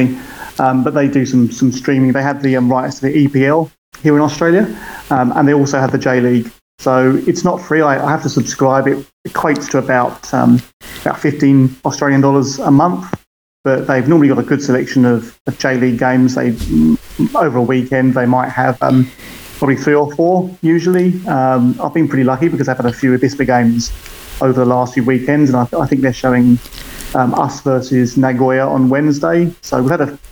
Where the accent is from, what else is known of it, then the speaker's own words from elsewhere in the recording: United Kingdom; moved away; you can probably hear from my accent. I'm originally from the UK